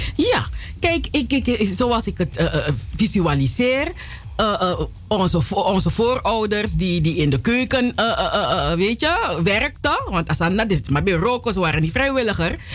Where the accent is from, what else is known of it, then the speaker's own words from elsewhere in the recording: Suriname; now in Netherlands; ik kom uit Suriname